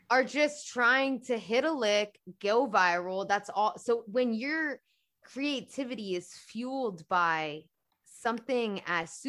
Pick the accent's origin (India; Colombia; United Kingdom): United Kingdom; London; I grew up in London and I grew up in the black church.